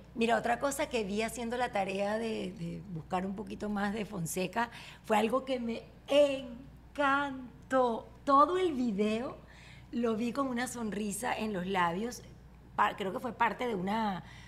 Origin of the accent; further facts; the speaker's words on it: Barquisimeto, Lara, Venezuela; moved away as an adult; En mi pueblo no hay prom. En mi pueblo Barquisimeto